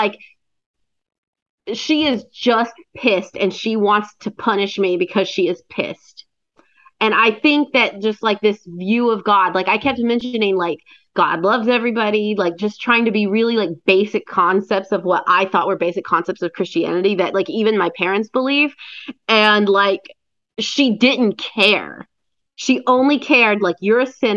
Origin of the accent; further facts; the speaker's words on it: Cleveland, Ohio, United States; Cleveland, my hometown